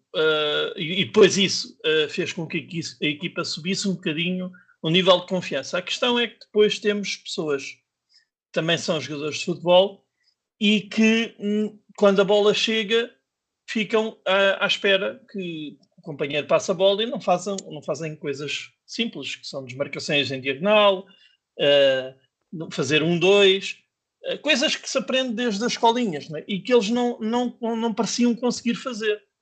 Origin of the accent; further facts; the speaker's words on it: Lisbon, Portugal; cresci em Benfica, fui, fui criado em Benfica